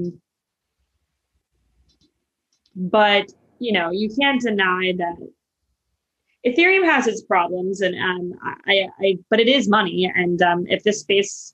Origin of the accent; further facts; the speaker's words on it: Arizona and New Mexico area, Southwest, United States; now in New York, United States; I'm from Arizona and New Mexico area. So I grew up